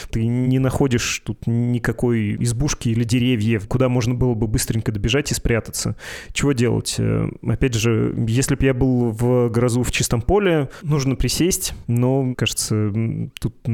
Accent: Novosibirsk, Novosibirsk Oblast, Russia; Где я э, из Новосибирска, а где Белгородская область или там Украины и все вот это.

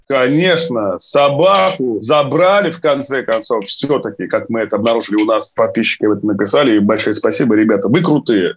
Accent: Kirov, Kirov Oblast, Russia; Я из Кирова, да, и по татуировке у меня на пояснице, там еще написано поверх Кирова и Вятка, и Хлынов

